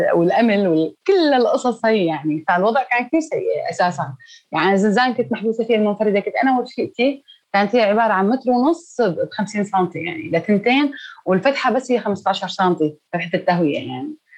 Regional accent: Douma, Rif Dimashq, Syria; ارجع لمدينتي

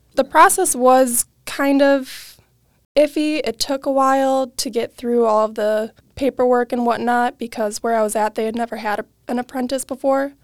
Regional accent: Waukesha, Wisconsin, United States; I am from Waukesha, Wisconsin, born and raised, never left

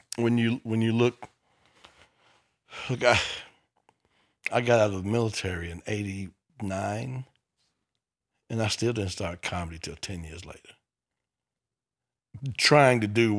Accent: Memphis, Tennessee, United States; Memphis, Tennessee.

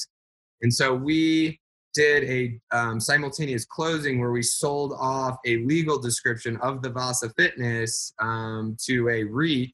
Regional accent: Phoenix, Arizona, United States; Phoenix, my hometown

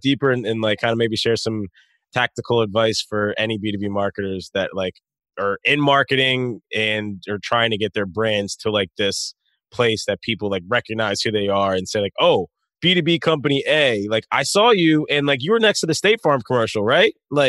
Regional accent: Wilmington, Delaware, United States; In Wilmington, Delaware. So like in the suburbs.

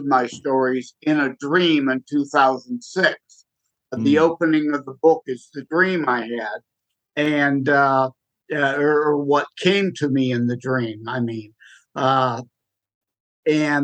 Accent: Michigan, United States; I'm born and raised in Michigan

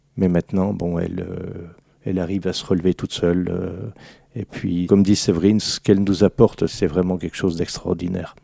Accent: Alsace, Grand Est, France; une spécialité de chez nous en Alsace

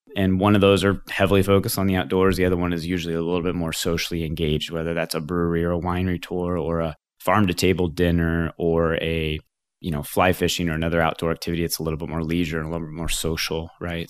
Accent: the Ozarks, Missouri, United States; also born or lived in New York City; my background is I grew up here in the Ozarks. I, uh, little tiny town of nine hundred people just across the border in Missouri, actually, is where I grew up

